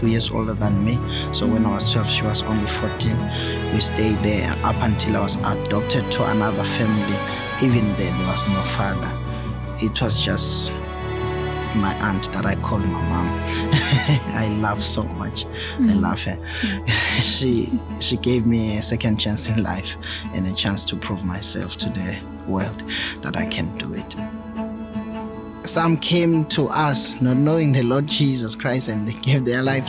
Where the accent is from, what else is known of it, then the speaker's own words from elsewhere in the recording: Eswatini; I'm from Swaziland, down in Sorgo, where I was born and bred.